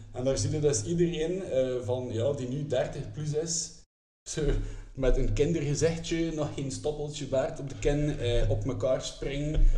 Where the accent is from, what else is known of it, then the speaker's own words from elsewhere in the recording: Kortrijk, Flanders, Belgium; ik zelf van Kortrijk ben